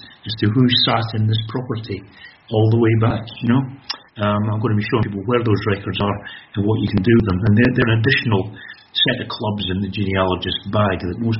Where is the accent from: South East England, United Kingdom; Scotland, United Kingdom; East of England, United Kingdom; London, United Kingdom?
Scotland, United Kingdom; Kirkcaldy; born or raised there